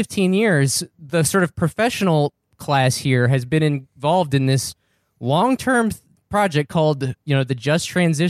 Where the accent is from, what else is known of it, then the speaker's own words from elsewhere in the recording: New Mexico, United States; also born or lived in eastern Kentucky; now in Kentucky, United States; I'm originally from New Mexico, where we get about 6 or 7 inches of rain a year.